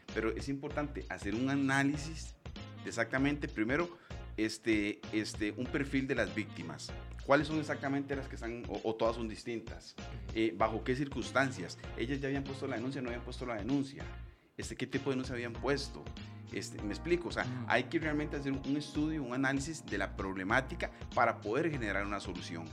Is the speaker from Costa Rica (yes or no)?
yes; Costa Rica; los costarricenses y las personas que viven en nuestro país